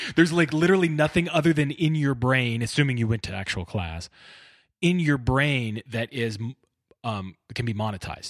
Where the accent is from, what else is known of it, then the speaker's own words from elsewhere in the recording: Bakersfield, California, United States; I grew up in Bakersfield